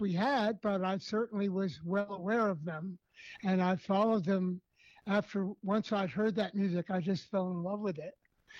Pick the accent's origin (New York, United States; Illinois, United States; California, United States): New York, United States; New York City; I was born and raised in New York City, where I still live today